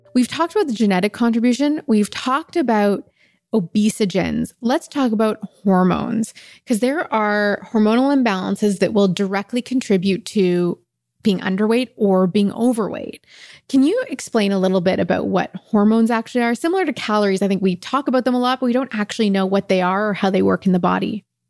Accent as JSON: {"language": "English", "country": "Kuwait", "said": "I'm from Kuwait."}